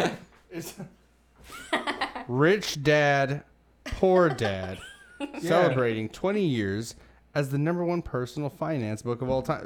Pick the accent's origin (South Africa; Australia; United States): United States; Milwaukee, Wisconsin; I'm from Milwaukee.